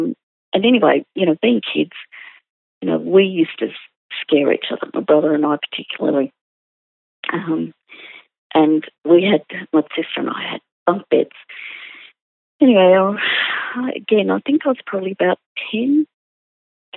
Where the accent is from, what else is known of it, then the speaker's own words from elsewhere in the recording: Sydney, New South Wales, Australia; I grew up in the Sydney suburb of Ryde